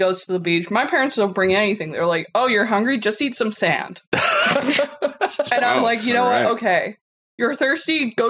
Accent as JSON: {"language": "English", "country": "Canada", "said": "I'm Canadian."}